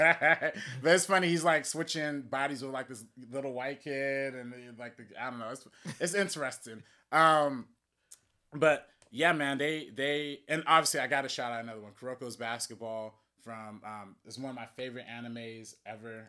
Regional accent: Compton, California, United States; I'm from the hood. I'm from Compton

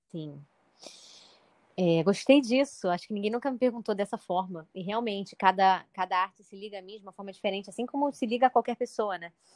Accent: Rio de Janeiro, Brazil; eu sou do Rio de Janeiro

